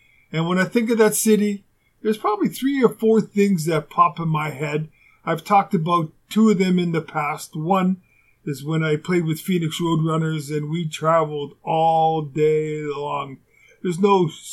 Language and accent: English; Winnipeg, Manitoba, Canada; moved away as an adult; also born or lived in Houston; where I grew up in Winnipeg